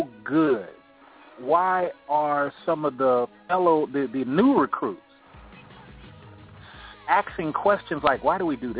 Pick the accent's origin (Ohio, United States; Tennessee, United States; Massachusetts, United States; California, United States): California, United States; Oakland; now in Atlanta, United States; I'm out here in Atlanta too, and I'm from Oakland, California, fellas.